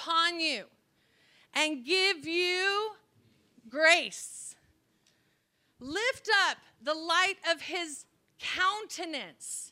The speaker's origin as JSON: {"language": "English", "region": "California", "country": "United States", "said": "I'm from California"}